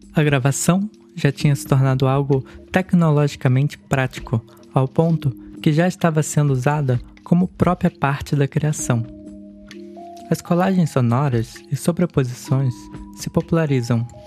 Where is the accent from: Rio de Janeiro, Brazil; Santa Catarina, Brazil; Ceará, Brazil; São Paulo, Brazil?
Rio de Janeiro, Brazil; Niterói; Eu nasci em Niterói, no Rio de Janeiro